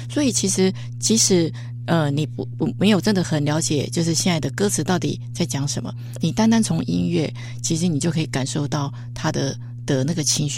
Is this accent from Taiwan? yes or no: yes; Taitung County, Taiwan; 我们台东人有优惠。